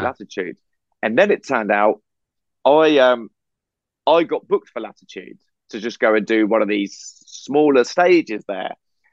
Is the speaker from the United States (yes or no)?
no; England, United Kingdom; we're English